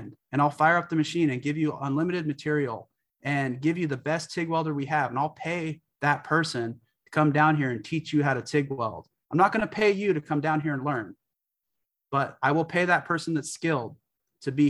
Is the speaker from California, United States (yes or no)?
yes; California, United States; I grew up in California